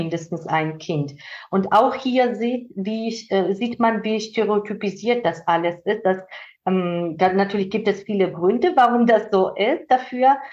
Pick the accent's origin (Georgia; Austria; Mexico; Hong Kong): Georgia; German is a second language; moved away as an adult; now in Germany; dass ich aus Georgien komme